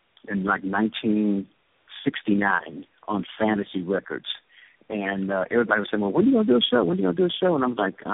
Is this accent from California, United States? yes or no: yes; Oakland, California, United States; also born or lived in Little Rock, Arkansas; I'm from Little Rock, Arkansas. That's where I was born. But I was actually raised in Oakland. Oakland, California. I came to Oakland when I was 18 months old